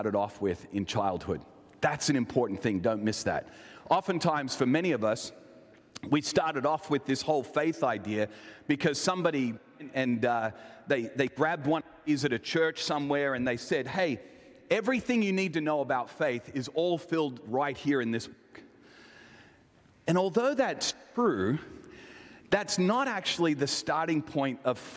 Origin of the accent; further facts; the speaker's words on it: Elizabeth, South Australia, Australia; I was born in this area and kind of raised in what I would say is probably one of the most famous or infamous parts of Australia, in Elizabeth, South Australia